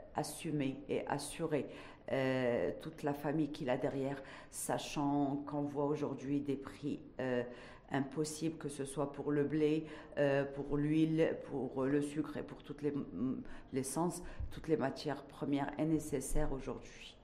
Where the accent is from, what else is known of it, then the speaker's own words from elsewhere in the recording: Morocco; en tant que Marocaine